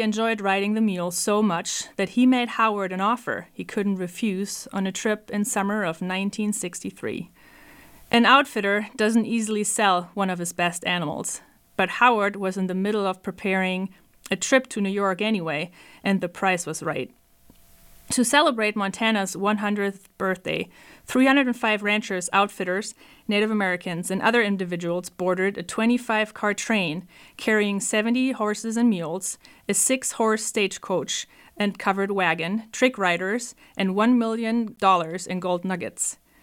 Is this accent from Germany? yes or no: yes; Germany; moved away; I'm from Germany